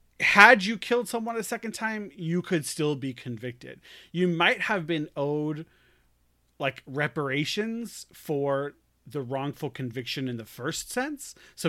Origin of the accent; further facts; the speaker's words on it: New York, United States; I'm a New Yorker again all of a sudden.